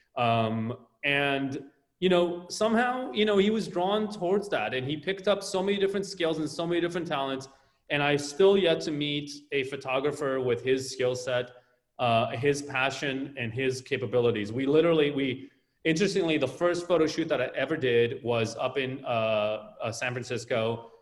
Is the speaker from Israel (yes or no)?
yes; Tel Aviv, Tel Aviv District, Israel; now in Los Angeles, United States; growing up in Tel Aviv